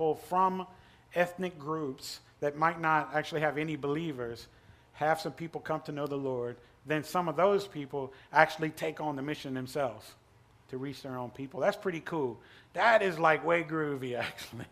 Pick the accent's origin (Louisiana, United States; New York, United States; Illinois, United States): Louisiana, United States; Pumpkin Center; moved away as an adult; also born or lived in India / Thailand / Cyprus; I'm from Pumpkin Center